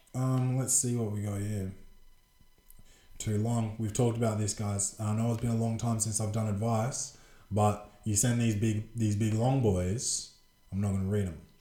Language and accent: English; Adelaide, South Australia, Australia; the Adelaide Crows because that's my uh, favourite team, my hometown team